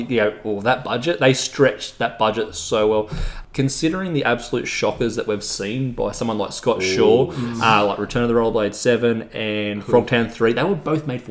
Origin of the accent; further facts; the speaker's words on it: Australia; being Australian, we say it quickly